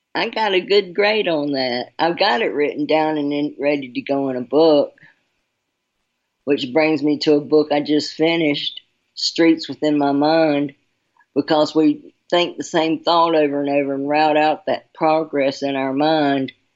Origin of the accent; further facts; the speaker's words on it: Charlotte, North Carolina, United States; I'm from North Carolina, Charlotte